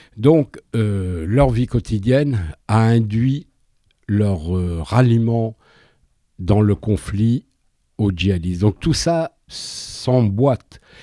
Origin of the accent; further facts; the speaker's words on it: France; je suis français